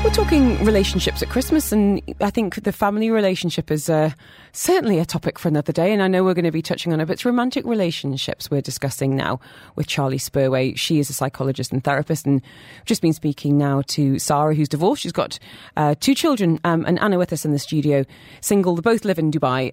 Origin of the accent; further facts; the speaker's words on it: Newcastle upon Tyne, North East England, United Kingdom; now in London, United Kingdom; to Newcastle where I'm from